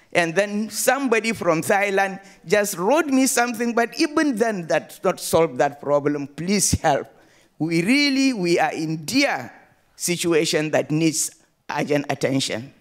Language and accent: English; Nigeria; from Nigeria